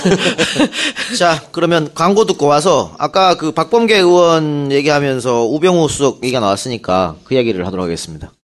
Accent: Yeongju, North Gyeongsang, South Korea; 영주 출신이거든

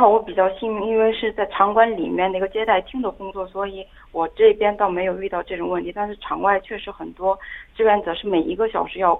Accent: China; now in South Korea; 哦，我觉得是作为一个中国人在国外迎接奥运会，最大的期待就是中国的奥运健儿可以赢得更多的奖牌吧。

